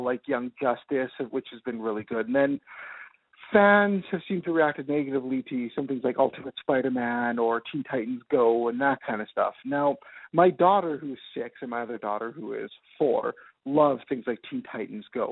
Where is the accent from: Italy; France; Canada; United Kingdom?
Canada; Winnipeg, Manitoba; I'm from Canada, uh, Winnipeg to be more specific.